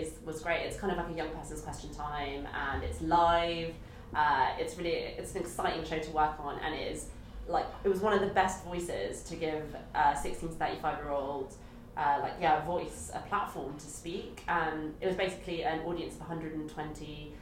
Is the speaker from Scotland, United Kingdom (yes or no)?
no; London, United Kingdom; I'm from London, so like, this is home, and like, this is all I know